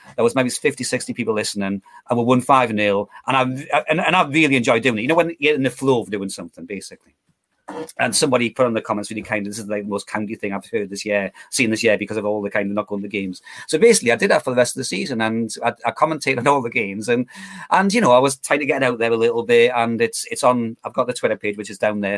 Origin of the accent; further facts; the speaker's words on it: Geordie, North East England, United Kingdom; accent: Geordie; Geordie tinged with county theme commentary